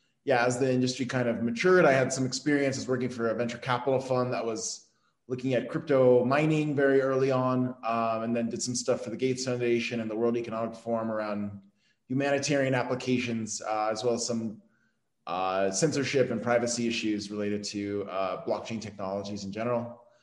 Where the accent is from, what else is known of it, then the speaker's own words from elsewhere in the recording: California, United States; also born or lived in Arizona; I mostly grew up in Southern California, and then for part of high school, lived in Arizona.